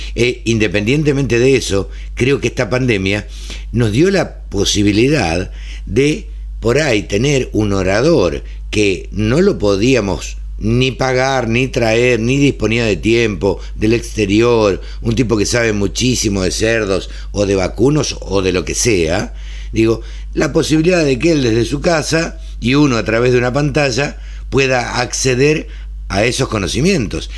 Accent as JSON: {"language": "Spanish", "country": "Argentina"}